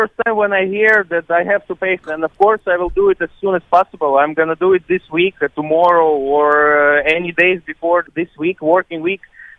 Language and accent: English; Latvia; moved away; I am from Latvia.